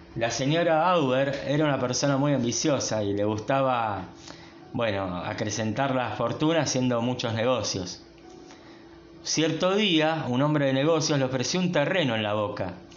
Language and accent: Spanish; Buenos Aires, Argentina; En el sur de nuestra ciudad, más precisamente en La Boca